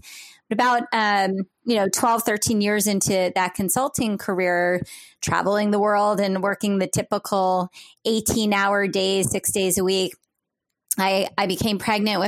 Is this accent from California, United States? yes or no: no; Silver Spring, Maryland, United States; moved away as an adult; also born or lived in Schenectady, New York; I was born and raised in Silver Spring, Maryland